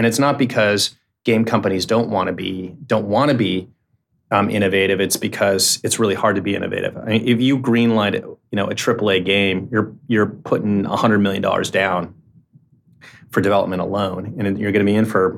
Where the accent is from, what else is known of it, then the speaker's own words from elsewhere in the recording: San Francisco, California, United States; also born or lived in Menlo Park; I grew up in Silicon Valley. I grew up in Menlo Park and in San Francisco.